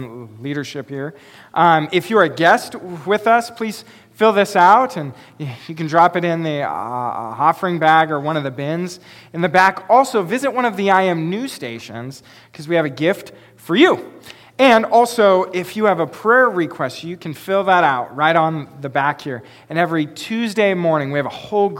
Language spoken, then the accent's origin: English; Pacific Northwest, United States; I have grown up in the Pacific Northwest